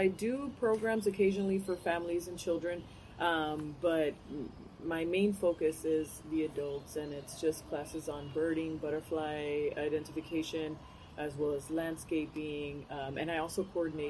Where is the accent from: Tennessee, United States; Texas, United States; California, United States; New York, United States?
Texas, United States; Rio Grande City; growing up in Rio Grande City